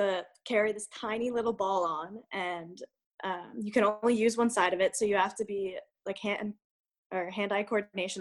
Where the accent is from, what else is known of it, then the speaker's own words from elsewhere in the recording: Lititz, Pennsylvania, United States; Pennsylvania Dutch. So I'm from Lititt, so it's a little more in the outskirts, like Ephrata area.